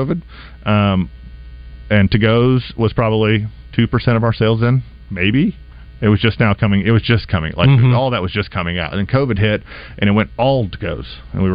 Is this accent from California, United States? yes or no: no; Little Rock, Arkansas, United States; we're from Little Rock